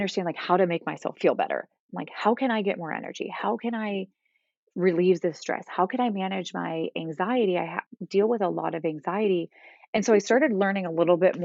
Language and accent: English; Northeast Ohio, United States; moved away as an adult; also born or lived in Texas; I grew up in Northeast Ohio, moved to Texas for about 8 years, and now am living back in Northeast Ohio close to my family